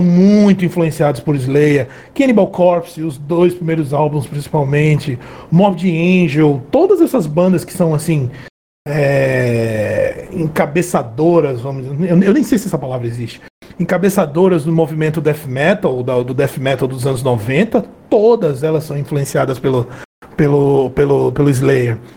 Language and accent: Portuguese; Brazil; nós somos brasileiros